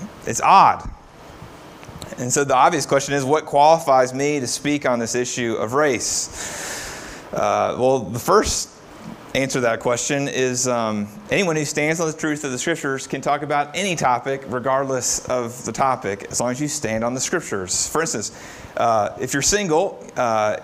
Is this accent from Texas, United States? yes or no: no; Florence, Kentucky, United States; I grew up in Florence, Kentucky